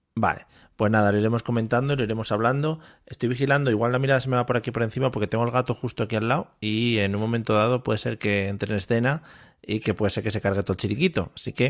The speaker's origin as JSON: {"language": "Spanish", "country": "Spain", "said": "nuestro país"}